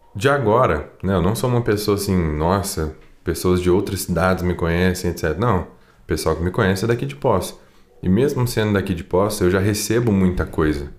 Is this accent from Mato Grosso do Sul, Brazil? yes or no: no; Poços de Caldas, Minas Gerais, Brazil; eu sou daqui de Poste Caldas, sou um cantor sertanejo